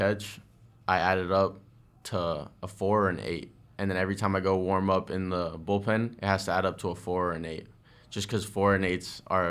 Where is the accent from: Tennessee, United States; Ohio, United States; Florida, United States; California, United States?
Florida, United States; Parkland; I grew up in Parkland. I always wanted to face Rizzo